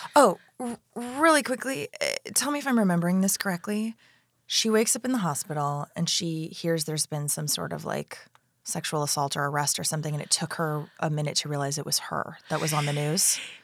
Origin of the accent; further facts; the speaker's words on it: Florida, United States; I'm from Florida